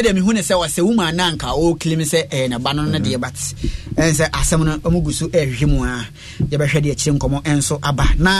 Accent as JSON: {"language": "English", "country": "Liberia", "said": "Ivory Coast, I'm from Liberia, a by Ivory Coast."}